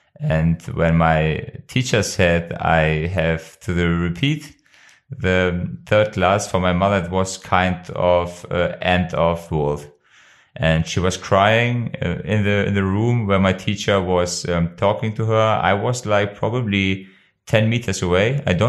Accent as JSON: {"language": "English", "country": "Germany", "tie": "born or raised there", "also_born_or_lived": "Kosovo", "said": "I was born in 1989 in Kosovo, and with the age of 4 in 1993, my parents decided to move to Germany."}